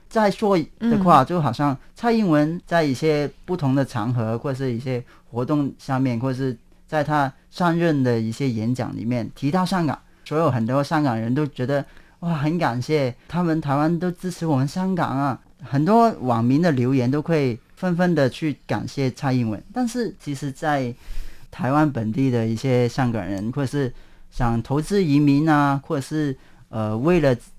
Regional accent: Hong Kong; now in Taiwan; 我们香港人

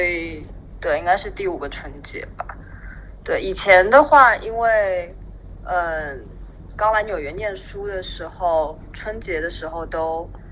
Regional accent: Shanghai, China; also born or lived in Brooklyn, New York, United States; now in New York, United States; 因为我是，我是上海人嘛，然后从来没有吃过盆菜

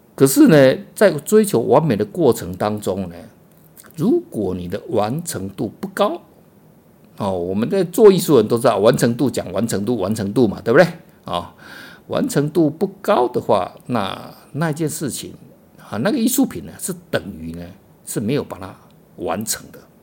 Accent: Taiwan; 我们台湾人哦

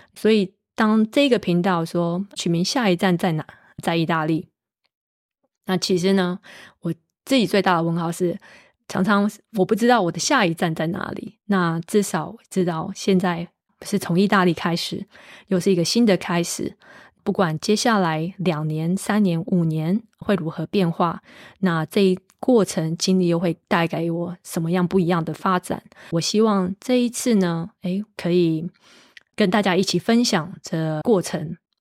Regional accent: Taiwan; moved away as an adult; also born or lived in United States / United Kingdom; now in Italy; 我是个台湾土生土长的小朋友

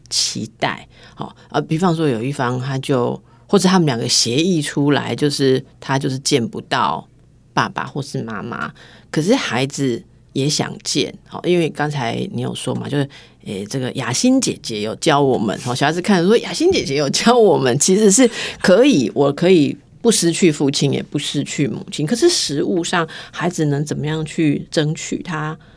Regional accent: Taiwan; 我们台湾人

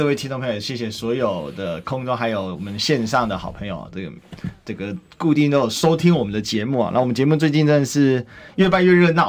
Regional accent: Kaohsiung, Taiwan; 所以我现在不是高雄市民，对，但是我现在我还我始终我就是高雄人嘛

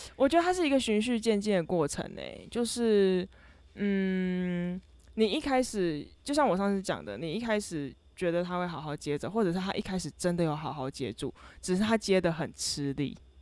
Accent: Kaohsiung, Taiwan; moved away as an adult; 我是高雄人，然后我在寒暑假的时候是好不容易可以，一年中可以回到高雄的时候

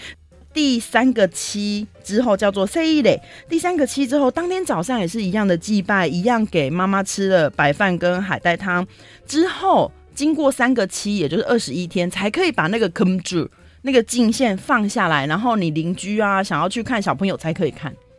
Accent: Taiwan

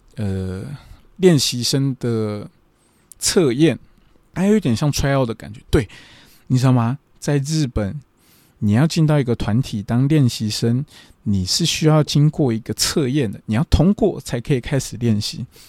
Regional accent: Taiwan; moved away as an adult; now in Japan; 我是台湾人，日文没有那么的厉害

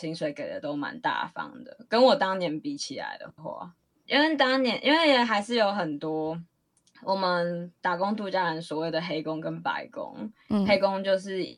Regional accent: Taiwan; moved away as an adult; now in Perth, Australia; 我们台湾人

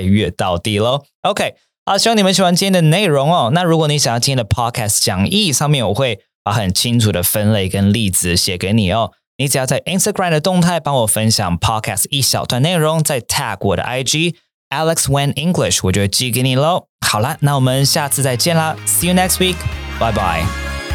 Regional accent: Taiwan; moved away as an adult; also born or lived in Japan; 那个时候大四回台湾的时候

